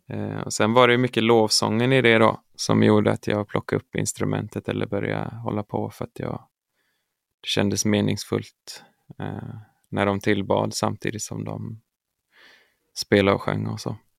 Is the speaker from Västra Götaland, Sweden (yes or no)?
yes; Örby, Västra Götaland, Sweden; jag är uppvuxen i Örby kyrka eh, i Marks kommun där jag kommer ifrån.